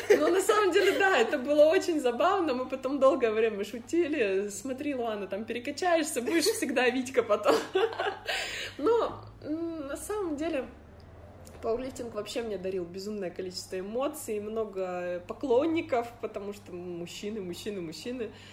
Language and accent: Russian; Irkutsk, Irkutsk Oblast, Russia; я из Иркутска